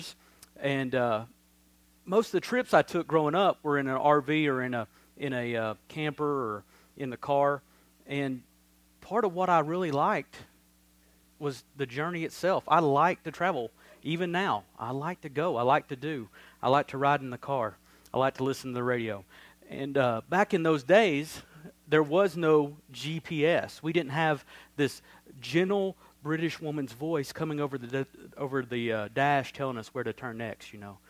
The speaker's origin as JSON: {"language": "English", "town": "Crossville", "country": "United States", "tie": "born or raised there", "said": "I grew up here in Crossville, in the South, in the Bible Belt."}